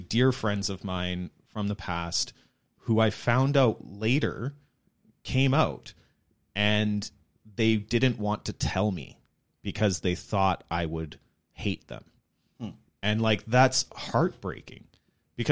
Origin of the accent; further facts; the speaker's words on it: Chilliwack, British Columbia, Canada; I grew up in the Mennonite church, maybe a slightly larger community in Chilliwack rather than on the prairies